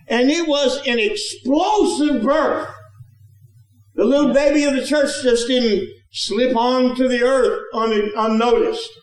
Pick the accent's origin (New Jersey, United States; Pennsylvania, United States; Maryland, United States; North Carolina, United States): New Jersey, United States; moved away; I'm from New Jersey. That means I'm not from the Bible Belt